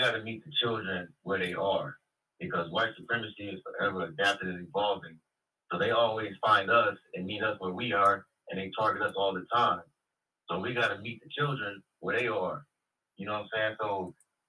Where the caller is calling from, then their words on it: Los Angeles, California, United States; Good evening, Jason. … out of Los Angeles.